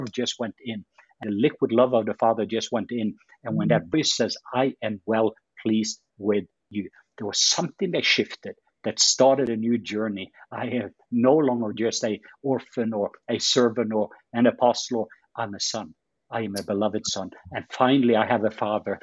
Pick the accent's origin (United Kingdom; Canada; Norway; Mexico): Norway; moved away; I'm from Norway. So that's my Norwegian background